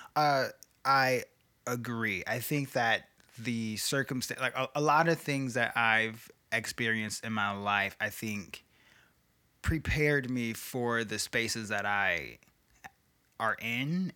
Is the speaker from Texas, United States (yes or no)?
no; Chicago, Illinois, United States; growing up on the South Side of Chicago